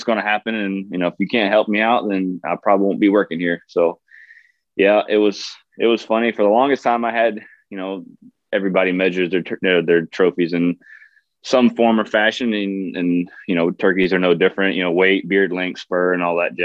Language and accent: English; South Carolina, United States; moved away as an adult; also born or lived in Dakotas; now in Alaska, United States; growing up in the South, South Carolina to be exact